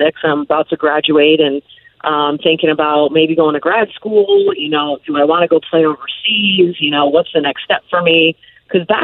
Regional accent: Connecticut, United States; also born or lived in White Plains, New York; my home state of Connecticut

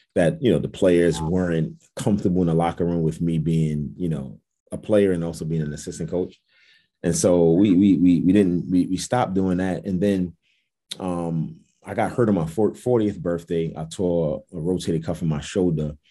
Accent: New York City, New York, United States; also born or lived in Jamaica, Queens; I'm actually from Brooklyn, New York

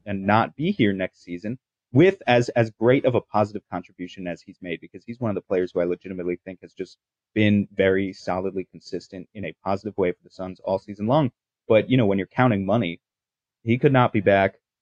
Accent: New York, United States; I'm from New York

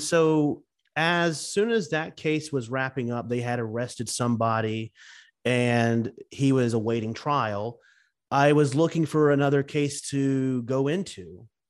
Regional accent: Lake City, Florida, United States; here in my hometown of Lake City

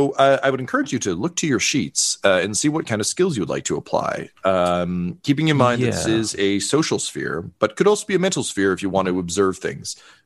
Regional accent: Toronto, Ontario, Canada; I'm the sheriff here at this event. I'm a transplant from Toronto, so I apologize if my French isn't great.

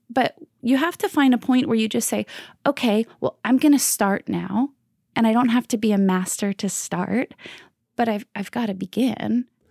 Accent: Bayville, New Jersey, United States; now in Manhattan, United States; I'm originally from New Jersey, Jersey Strong, the Jersey Shore, actually, a little town called Bayville.

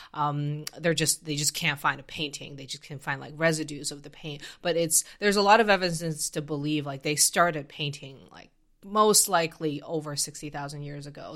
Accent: Canada; I come from Canada

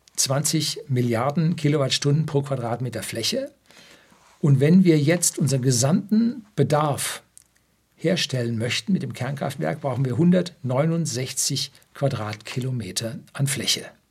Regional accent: Upper Bavaria, Germany; Bei uns in Oberbayern, wo es gerade mal steinige, kiesige Böden gibt

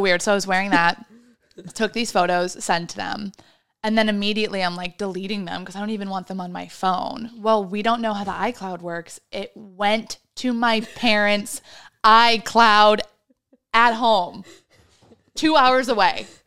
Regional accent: Midwest, United States; I am also from the Midwest

